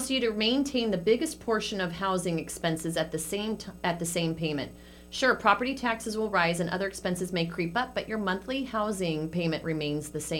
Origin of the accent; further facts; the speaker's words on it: San Francisco, California, United States; moved away; I grew up in San